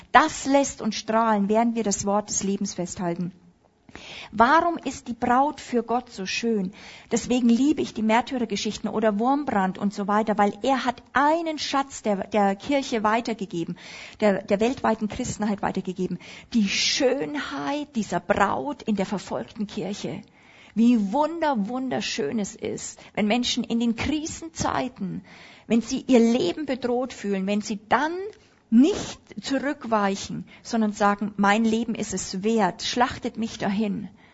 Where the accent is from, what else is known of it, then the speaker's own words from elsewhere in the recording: Upper Palatinate, Bavaria, Germany; Ich bin ja Oberpfälzer in Bayern